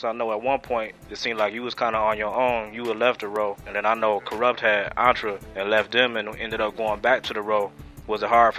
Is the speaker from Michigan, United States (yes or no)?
yes; Detroit, Michigan, United States; Shoot, yeah, I'm from Michigan myself, dog.